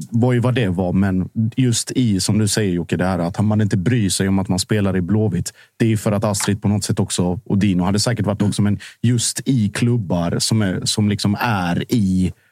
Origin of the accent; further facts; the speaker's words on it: Arvika, Värmland, Sweden; Jag kommer från Arvika.